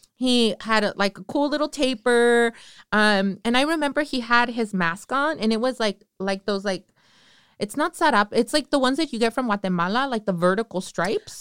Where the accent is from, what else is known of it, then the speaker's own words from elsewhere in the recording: Northern California, United States; I'm from Northern California